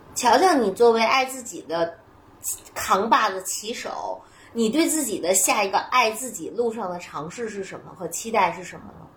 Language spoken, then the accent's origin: Chinese; Northwest China, China; 或者就是我们西北人可能就比较粗放